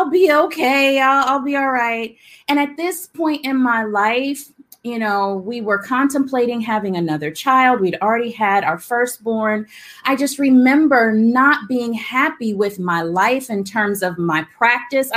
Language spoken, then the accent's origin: English; Alabama, United States; growing up in the South. I'm from Alabama.